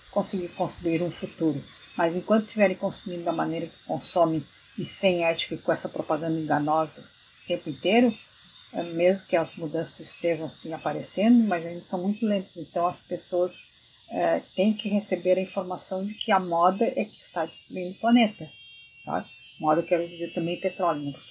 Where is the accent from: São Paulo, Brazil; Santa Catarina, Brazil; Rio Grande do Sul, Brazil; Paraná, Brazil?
Rio Grande do Sul, Brazil; Porque eu sendo gaúcha e sendo criada